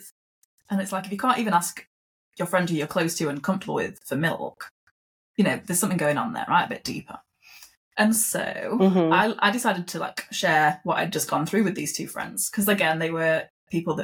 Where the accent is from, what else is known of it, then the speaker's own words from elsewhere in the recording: United Kingdom; moved away; also born or lived in Australia; I am British